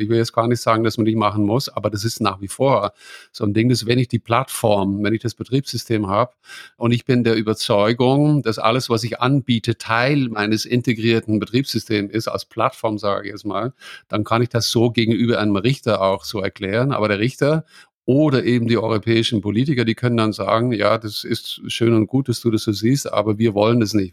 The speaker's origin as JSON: {"language": "German", "country": "Netherlands", "moved": "yes", "lives_now": "Bavaria, Germany", "said": "ich als Holländer"}